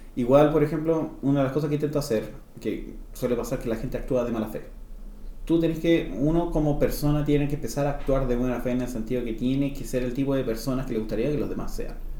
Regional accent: Rancagua, O'Higgins, Chile; also born or lived in New Zealand; yo soy de Rancagua

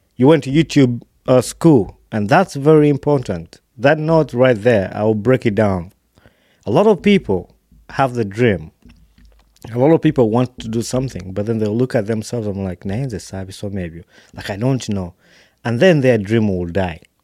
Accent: Wakiso, Central Region, Uganda; i was born in Wakiso

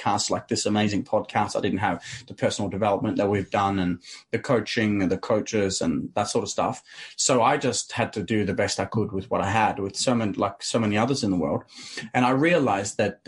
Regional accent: Arendal, Agder, Norway; English is a second language; I grew up in a tiny town called Arendale.

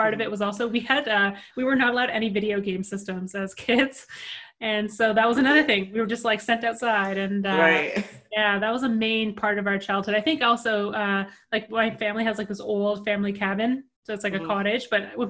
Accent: Ottawa, Ontario, Canada; also born or lived in Vancouver, British Columbia; I grew up in the Ottawa area. So like, I was actually born in Vancouver

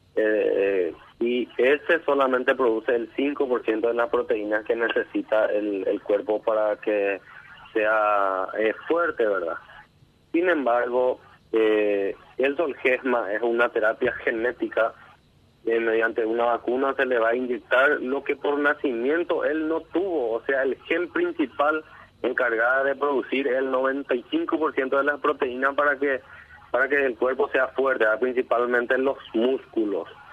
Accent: Coronel Oviedo, Caaguazú, Paraguay; somos de Coronel Oviedo

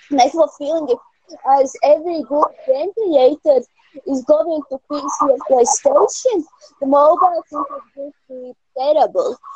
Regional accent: Latvia; I'm from Latvia.

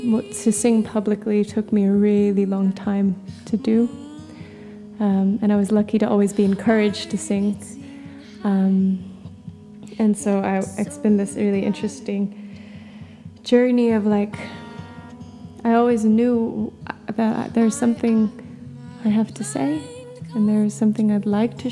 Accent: Bogor, West Java, Indonesia; also born or lived in Jakarta / Bali / Philippines; But I was born in Indonesia. I was born in Jakarta and raised in just Bogor, outside of Jakarta, and in Bali.

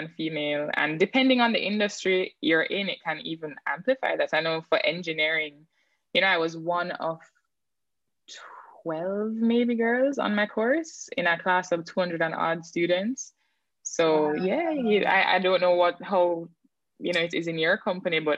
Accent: St. Ann, Saint Ann, Jamaica; also born or lived in Kingston, Jamaica; when I was growing up in St. Anne, I didn't have cable television

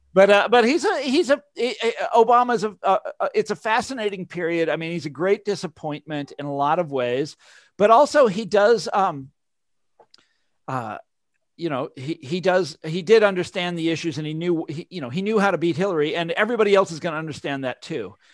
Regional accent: Mission Hills, Kansas, United States; I grew up in Mission Hills

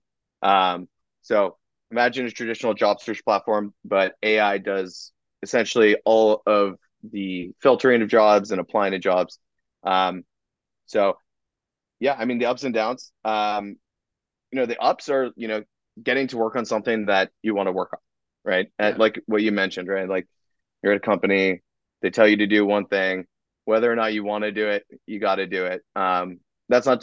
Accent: Los Angeles, California, United States; moved away as an adult; also born or lived in New York; I grew up in Los Angeles, in the Calabasas area

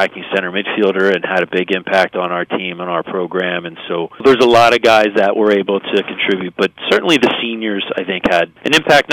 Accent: Philadelphia, Pennsylvania, United States; I grew up in the Philadelphia area

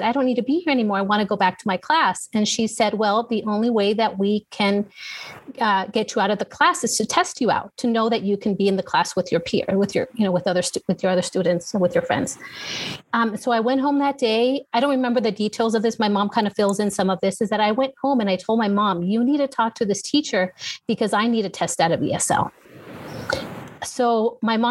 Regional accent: Los Angeles, California, United States; moved away as an adult; now in San Antonio, United States; born and raised in Southern California

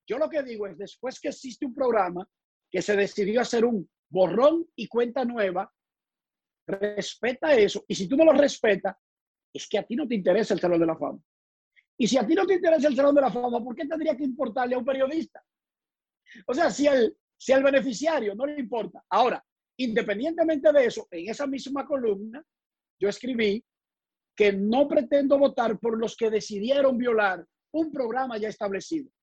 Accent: Santo Domingo, Distrito Nacional, Dominican Republic; moved away; also born or lived in United States; Yo soy de Buenos Aires de Herrera, calle Cuba, en la parte oeste de la capital dominicana.

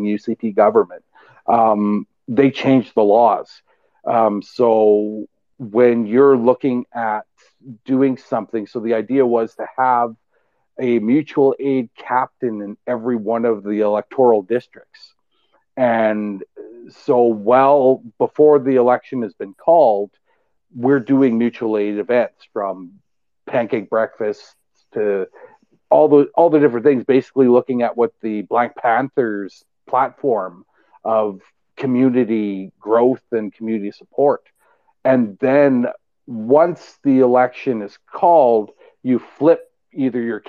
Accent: Saskatchewan, Canada; now in Alberta, Canada; I'm originally from Saskatchewan

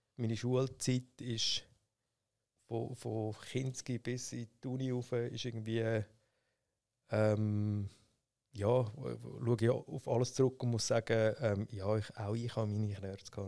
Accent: Schwyz, Switzerland; also born or lived in St. Gallen; Ich bin im Kanton Schweiz äh, aufgewachsen, in Sibne

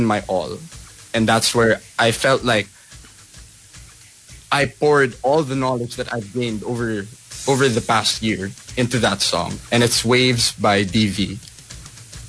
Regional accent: Philippines; being a Filipino artist

